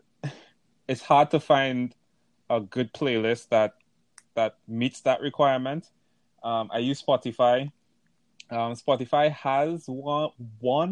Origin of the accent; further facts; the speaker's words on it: Trinidad & Tobago; moved away; I'm from Trinidad